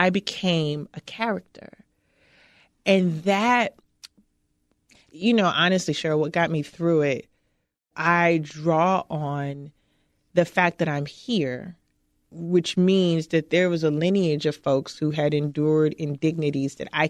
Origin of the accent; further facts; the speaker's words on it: Chicago, Illinois, United States; I grew up in Cabrini. I grew up in the projects of Chicago in the 70s and 80s when Cabrini was literally crumbling around us.